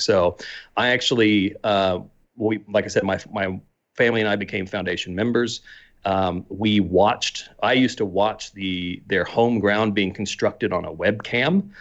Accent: Midwestern United States, United States; accent: strong American; moved away as an adult; now in Melbourne, Australia; growing up in the Midwestern United States.

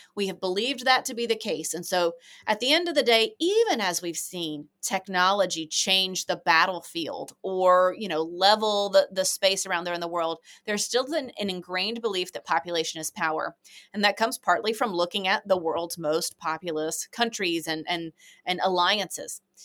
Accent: United States; as an American

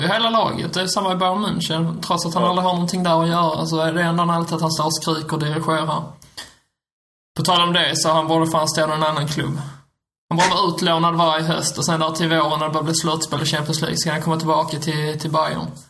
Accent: Skåne, Sweden; som en skåning

